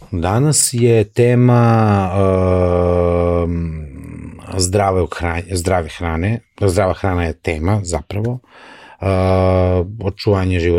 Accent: Serbia

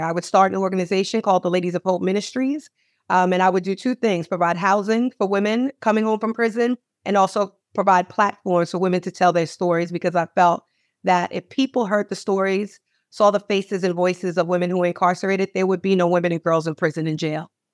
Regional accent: Manorville, New York, United States; moved away as an adult; also born or lived in Baltimore, Maryland; my parents raised us in Manorville, Long Island, in an all-white neighborhood

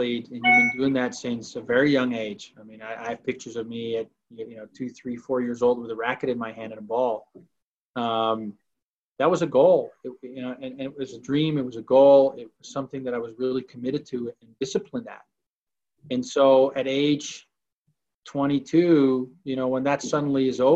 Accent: Amsterdam, North Holland, Netherlands; moved away as an adult; also born or lived in Arizona, United States; now in Salt Lake City, United States; I born and raised in Amsterdam, the Netherlands. Moved to the United States at age 18.

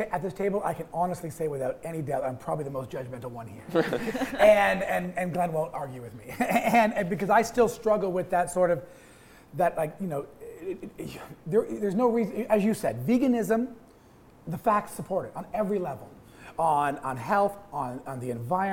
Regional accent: Toronto, Ontario, Canada; I grew up in Toronto in a neighborhood like Little Portugal

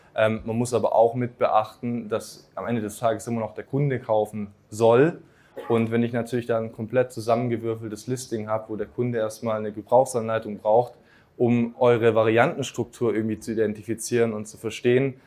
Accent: Swabia, Germany; im Schwabenland, zum Beispiel, wo ich herkomme

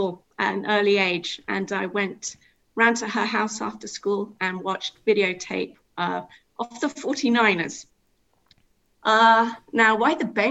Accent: Cambridge, East of England, United Kingdom; moved away as an adult; now in Isle of Anglesey, United Kingdom; I'm originally from Cambridge, and I came up to Anglesey for work.

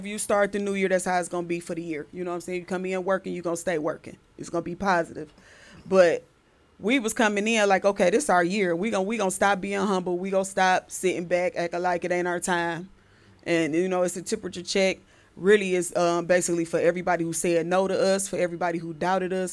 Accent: Detroit, Michigan, United States; I was born on the east side and moved to the west side when I was 8 years old. So I just say I'm both sides.

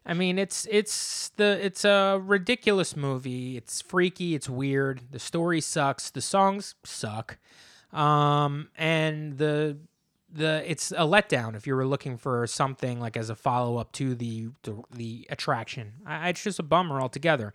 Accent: New Jersey, United States; I grew up in New Jersey

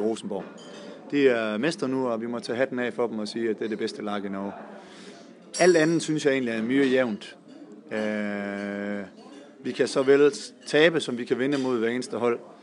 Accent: Denmark; moved away as an adult; now in Sarpsborg, Norway; jeg kommer også fra Danmark

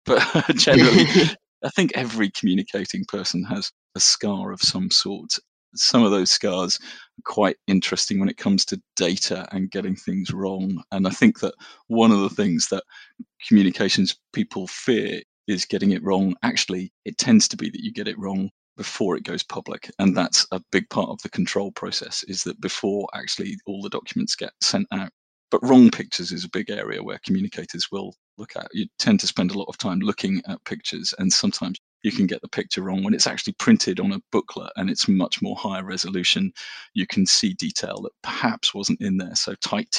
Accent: Norfolk, East of England, United Kingdom; I grew up in Norfolk and we used to go fishing

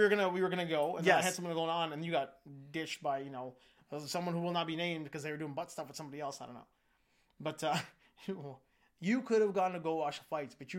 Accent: Vancouver, British Columbia, Canada; I grew up in Vancouver, but I spent my youth in Vancouver.

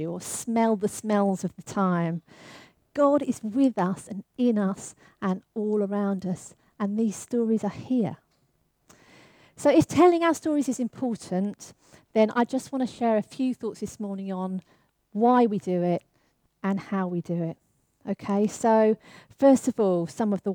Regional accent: London, United Kingdom; I grew up in the East End of London

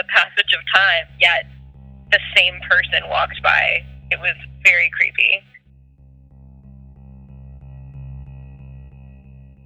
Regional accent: Thornhill, Ontario, Canada; I grew up in Thornhill, just north of Toronto

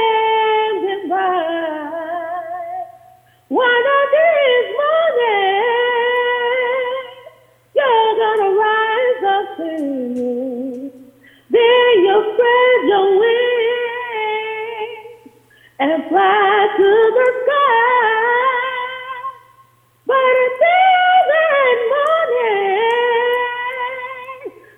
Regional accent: Monroe, Louisiana, United States; also born or lived in Baton Rouge, Louisiana; my college years in Monroe, in my hometown

